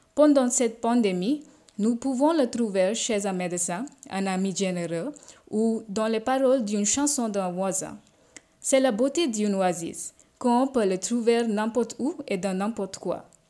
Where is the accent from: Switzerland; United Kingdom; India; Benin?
India; French is a second language; j'habite en Inde, je suis indienne, je suis une étudiante de français